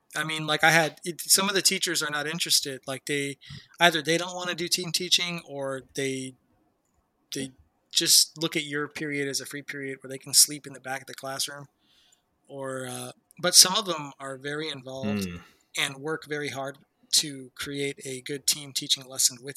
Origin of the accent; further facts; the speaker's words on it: United States; we're American